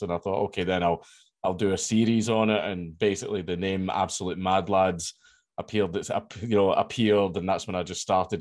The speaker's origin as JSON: {"language": "English", "town": "Coatbridge", "region": "Scotland", "country": "United Kingdom", "tie": "born or raised there", "said": "I grew up in Coatbridge. That's where I grew up and everything."}